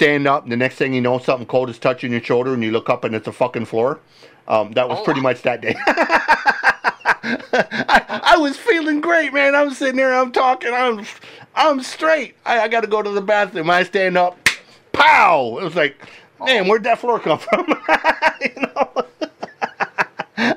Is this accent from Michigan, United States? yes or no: yes; Michigan, United States; I grew up here in Michigan, just down the road from a place called Frankenmuth